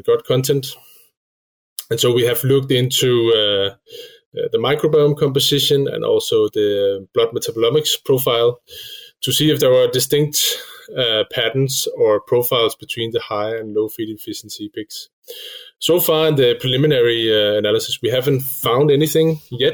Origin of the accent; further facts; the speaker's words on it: Denmark; also born or lived in Switzerland; I come from Denmark